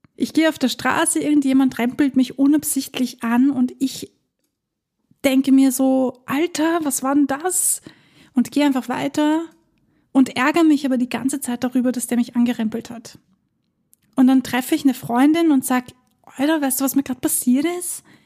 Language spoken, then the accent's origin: German; Vienna, Austria; bei uns in Wien